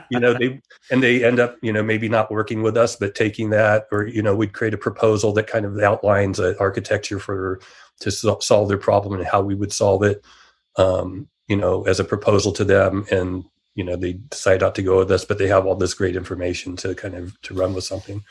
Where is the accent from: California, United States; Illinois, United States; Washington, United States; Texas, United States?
California, United States; San Jose; I grew up in Silicon Valley